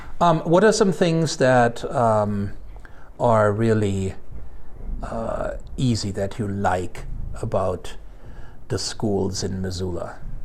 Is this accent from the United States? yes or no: no; Germany; English is a second language; And come to think of it, growing up in Germany, that was pretty much what I remember too.